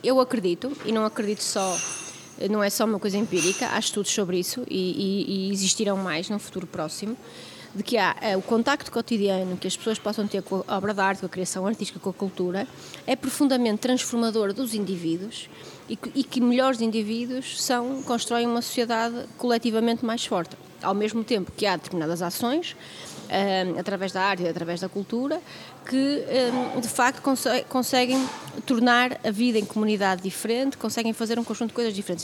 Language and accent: Portuguese; Vila Nova de Gaia, Porto District, Portugal; Eu nasci no Porto, mas os meus pais registaram-me em Vila Real, onde eu morei até aos cinco anos, eh, com a minha avó e com os meus pais, com os meus avós, com os meus pais, com os meus tios, et cetera, numa casa grande. E depois viemos morar para, para Gaia, eh, e onde eu fiz a escola primária.